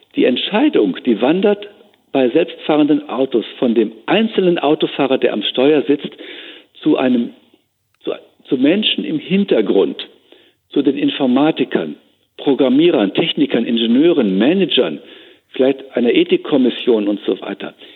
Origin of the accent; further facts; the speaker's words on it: Germany; bei uns in Deutschland, in Europa